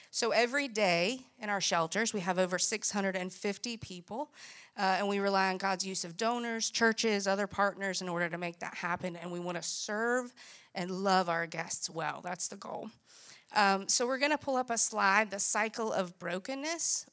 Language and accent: English; Greenville, South Carolina, United States; I grew up in Greenville, and what you would say was a good home.